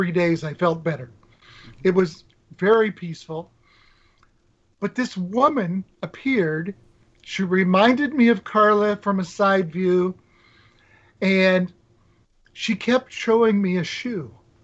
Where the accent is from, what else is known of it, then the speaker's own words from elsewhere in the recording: Nebraska, United States; I grew up in Nebraska.